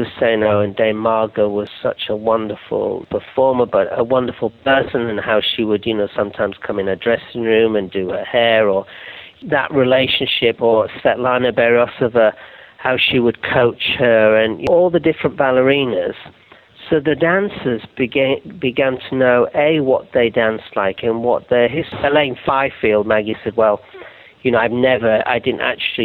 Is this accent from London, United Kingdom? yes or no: no; Yorkshire and the Humber, United Kingdom; I'm from Yorkshire